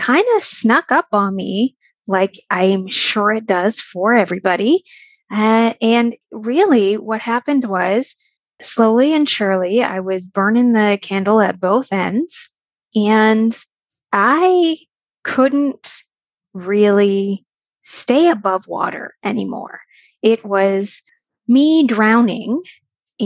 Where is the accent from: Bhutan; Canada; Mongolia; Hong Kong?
Canada; I am from Canada and I live in Ontario